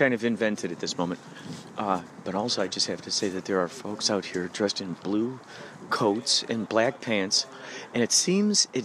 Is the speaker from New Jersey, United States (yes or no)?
no; Illinois, United States; I'm from Illinois